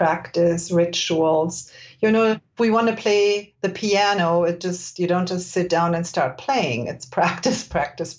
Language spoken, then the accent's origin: English; Germany; moved away as an adult; now in California, United States; I was born and raised in Germany, where people are not necessarily gentle with themselves.